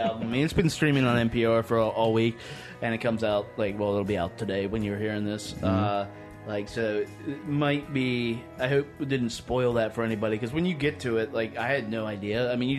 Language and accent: English; Southwest Virginia, United States; I'm from Southwest Virginia. I can use the term holler.